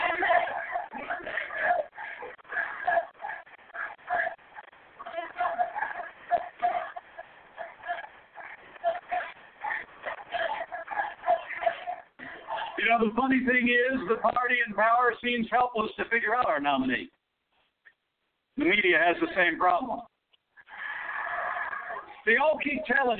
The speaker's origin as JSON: {"language": "English", "region": "Indiana", "country": "United States", "said": "In my home state of Indiana"}